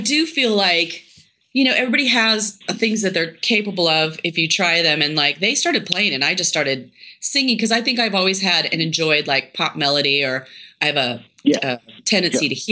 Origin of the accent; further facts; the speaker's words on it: Tri-Cities, Washington, United States; I grew up in the Tri-Cities